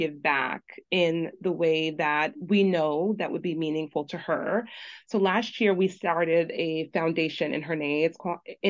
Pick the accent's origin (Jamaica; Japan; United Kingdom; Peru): Jamaica; also born or lived in Brooklyn, New York, United States; now in Long Island, New York, United States; we grew up in Jamaica at very humble beginnings